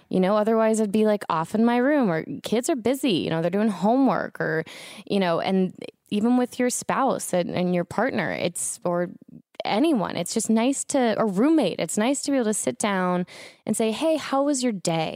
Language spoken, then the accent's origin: English; Florida, United States; now in Los Angeles, United States; I was growing up in Florida